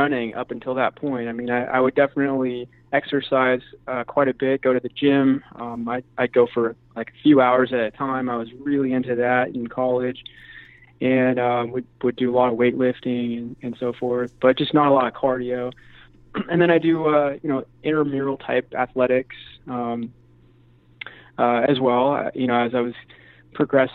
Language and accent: English; a little north of San Francisco, Northern California, United States; also born or lived in San Diego; originally grew up in Northern California, so just a little north of San Francisco.